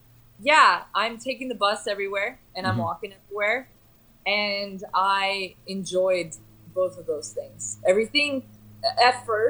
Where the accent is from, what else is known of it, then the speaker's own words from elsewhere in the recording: California, United States; now in Rijeka, Croatia; I'm from Southern California. So the winters were hard for me.